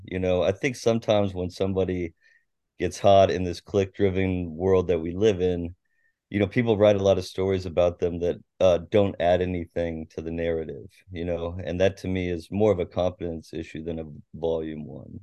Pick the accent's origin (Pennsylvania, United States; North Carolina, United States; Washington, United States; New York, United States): Washington, United States; Tacoma; also born or lived in University Place; I grew up in Tacoma. I went to Curtis High School. I lived mostly in University Place when I was a kid